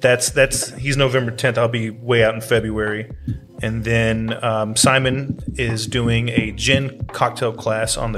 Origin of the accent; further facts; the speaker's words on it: the South, United States; now in Spokane, United States; I'm from the South